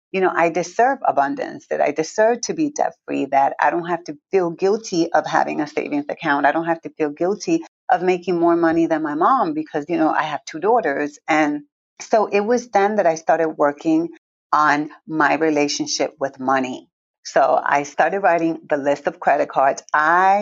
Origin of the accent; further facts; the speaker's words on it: Villalba, Puerto Rico; also born or lived in Newark, New Jersey; I was born in Newark, New Jersey, grew up in Puerto Rico, and I'm really from the country, from a little town called Villalba.